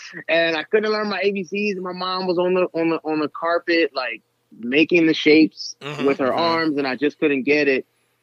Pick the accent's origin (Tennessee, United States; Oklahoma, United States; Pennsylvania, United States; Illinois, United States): Pennsylvania, United States; Philadelphia; I'm from West Philly